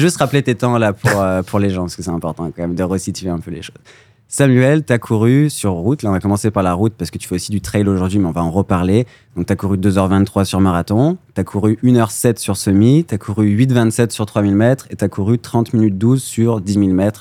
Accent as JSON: {"language": "French", "country": "France", "said": "moi, en tant que Français"}